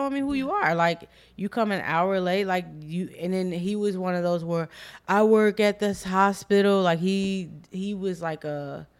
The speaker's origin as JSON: {"language": "English", "town": "Chicago", "region": "Illinois", "country": "United States", "said": "We're from the same place. We're both from Southside Chicago."}